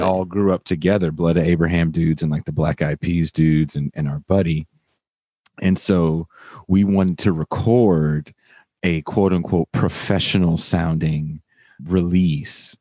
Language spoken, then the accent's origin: English; Richmond, California, United States; I'm from the hood. I'm from the inner city. I'm from Richmond, California